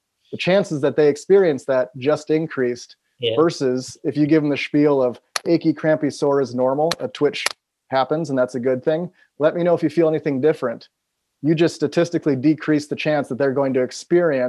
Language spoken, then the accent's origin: English; Appleton, Wisconsin, United States; now in Seattle, United States; I'm from Appleton. I'm right here, 5 minutes from where I went to high school